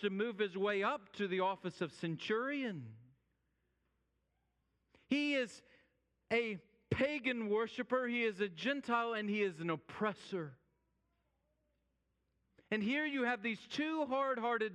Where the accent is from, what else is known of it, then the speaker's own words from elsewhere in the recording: United States; also born or lived in Holt; as an American